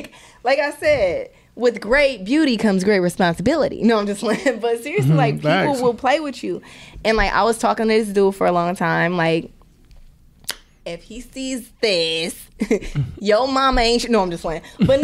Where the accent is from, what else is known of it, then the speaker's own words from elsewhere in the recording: Milwaukee, Wisconsin, United States; Like I said, like, I'm from Milwaukee. Like, people are like, oh, you're from Wisconsin? I'm like, yeah, Wisconsin. But Milwaukee, to be specific, do not play with me, bro.